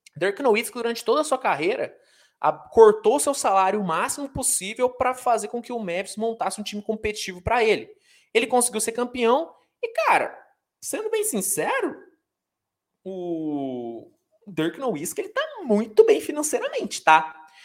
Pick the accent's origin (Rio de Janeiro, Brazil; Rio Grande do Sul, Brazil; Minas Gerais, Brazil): Minas Gerais, Brazil; Uberaba; eu sou de Uberaba, Minas Gerais